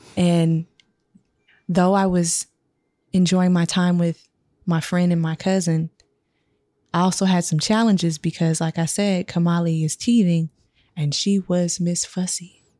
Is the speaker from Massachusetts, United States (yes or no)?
no; Sacramento, California, United States; I am from Sac